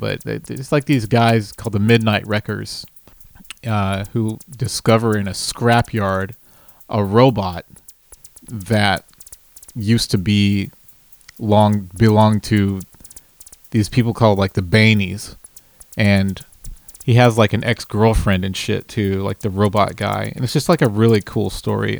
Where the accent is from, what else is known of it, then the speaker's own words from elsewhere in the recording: Dallas, Texas, United States; I'm from Dallas, Texas, and I uh, make music.